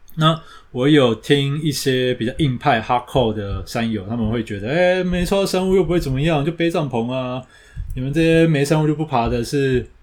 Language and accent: Chinese; Taiwan; 我们台湾人都没得爬